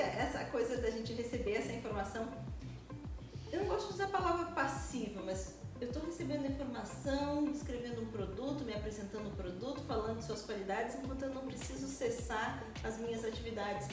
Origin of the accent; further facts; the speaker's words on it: Porto Alegre, Rio Grande do Sul, Brazil; now in Uruguaiana, Brazil; rádios mesmo de Porto Alegre, que é minha terra natal